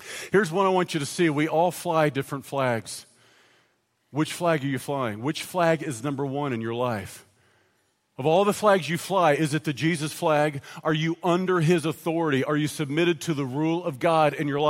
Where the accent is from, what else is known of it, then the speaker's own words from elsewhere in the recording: United States; while I am an American citizen